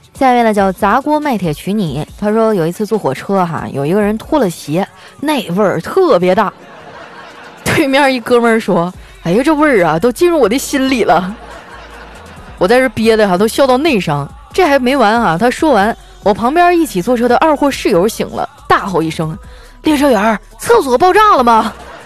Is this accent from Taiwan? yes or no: no; Northeast China, China; 身为一个东北人